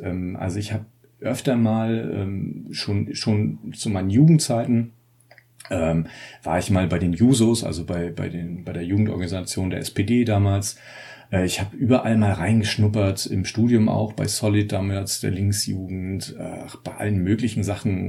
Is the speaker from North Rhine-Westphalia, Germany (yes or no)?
no; Ludwigslust, Mecklenburg-Vorpommern, Germany; also born or lived in Rostock; now in Austria; ich bin in Rostock geboren tatsächlich. Meine Eltern haben mich dann aber verschleppt, so ein bisschen ins Hinterland. Äh, ich bin also in Ludwigslust aufgewachsen